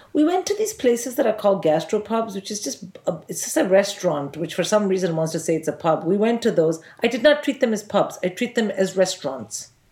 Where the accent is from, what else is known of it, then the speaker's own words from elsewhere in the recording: India; moved away as an adult; also born or lived in Oxford, United Kingdom; I'm from India